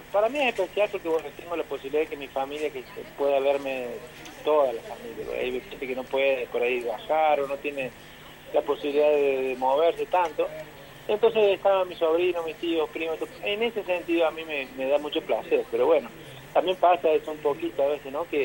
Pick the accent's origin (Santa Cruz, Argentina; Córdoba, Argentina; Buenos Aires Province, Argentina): Córdoba, Argentina; Deán Funes; somos de Dianfunes